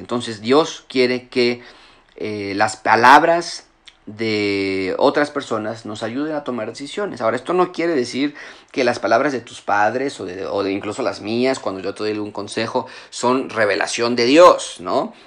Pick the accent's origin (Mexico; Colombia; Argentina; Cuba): Mexico; moved away as an adult; yo, crecí en México en parte de mi juventud, a los 18 años me fui del, país y regresé ya casado y con hijos